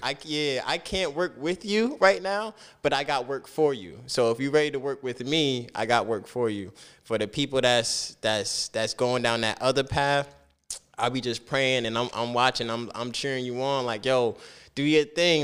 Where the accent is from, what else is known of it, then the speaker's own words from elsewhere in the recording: Piscataway, New Jersey, United States; also born or lived in Plainfield, New Jersey; Piscataway was it though